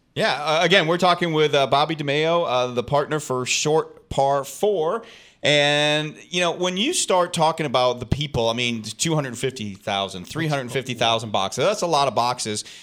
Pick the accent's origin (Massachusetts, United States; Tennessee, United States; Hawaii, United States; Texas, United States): Massachusetts, United States; I'm from Massachusetts originally